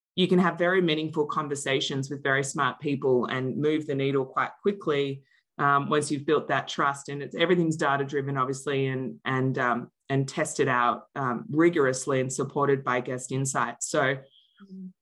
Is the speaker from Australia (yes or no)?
yes; Australia; moved away as an adult; also born or lived in Melbourne, Australia; now in Denver, Colorado, United States; I live in Denver, Colorado, but I'm originally from Australia